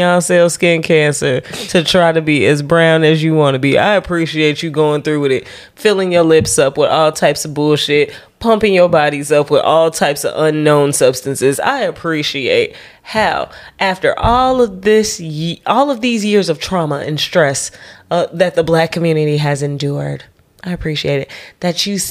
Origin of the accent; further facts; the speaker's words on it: Chicago, Illinois, United States; I was born in Chicago